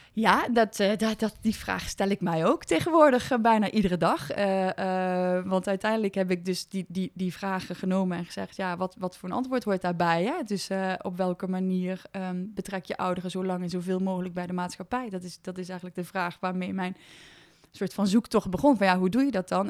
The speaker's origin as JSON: {"language": "Dutch", "town": "Overloon", "region": "North Brabant", "country": "Netherlands", "moved": "as an adult", "lives_now": "Nijmegen, Netherlands", "said": "ik kom uit de Overloon, dat is een klein dorpje in Brabant."}